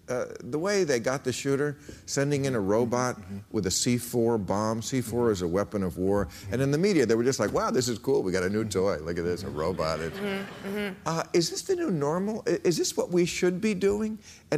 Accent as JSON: {"language": "English", "country": "United States", "said": "And I say that, and I'm an American."}